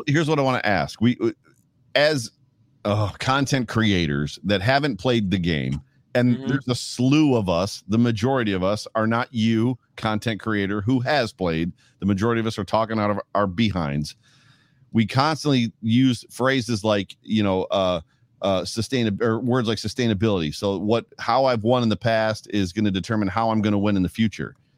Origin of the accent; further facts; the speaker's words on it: Buffalo, New York, United States; my hometown